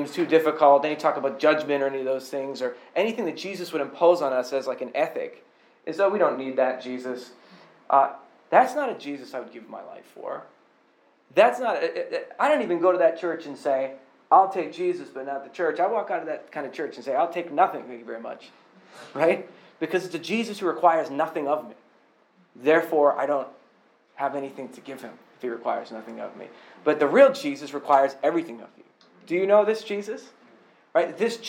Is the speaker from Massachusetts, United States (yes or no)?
yes; Boston, Massachusetts, United States; and I came from Boston, so I know people who were personally abused by clergy members.